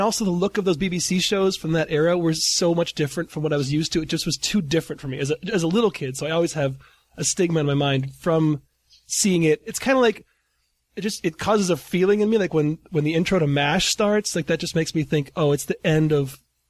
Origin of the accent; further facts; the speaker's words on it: Michigan, United States; now in San Fernando Valley, United States; I'm from Michigan.